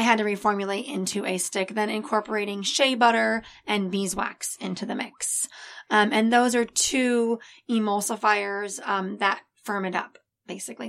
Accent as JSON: {"language": "English", "town": "El Segundo", "region": "California", "country": "United States", "tie": "born or raised there", "also_born_or_lived": "Florida", "said": "I was born in Florida, but I was raised right here in El Segundo"}